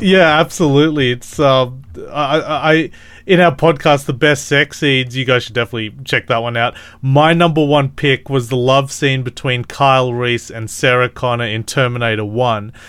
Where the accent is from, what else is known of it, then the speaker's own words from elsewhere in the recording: Australia; I'm Australian